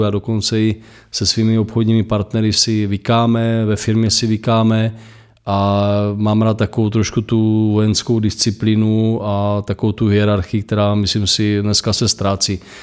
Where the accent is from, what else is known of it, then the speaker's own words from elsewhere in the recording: Moravia, Czechia; u nás na Moravě